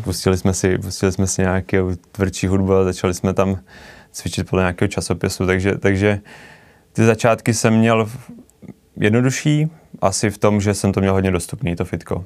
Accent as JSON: {"language": "Czech", "town": "Mnichovo Hradiště", "region": "Central Bohemian Region", "country": "Czechia", "tie": "born or raised there", "said": "já jsem se narodil do baráku v Mnichově Hradišti"}